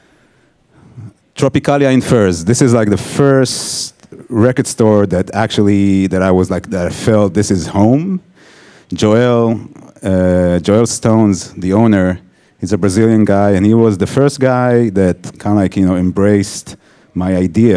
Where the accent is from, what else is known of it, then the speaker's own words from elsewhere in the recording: Israel; moved away as an adult; also born or lived in Tel Aviv; now in New York, United States; I grew up in Israel, worked in Tel Aviv as a photographer, and then moved to New York in 2008